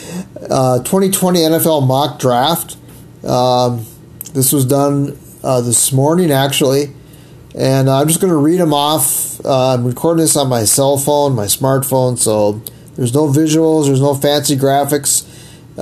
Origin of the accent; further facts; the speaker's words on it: Wisconsin, United States; moved away; I'm originally from Wisconsin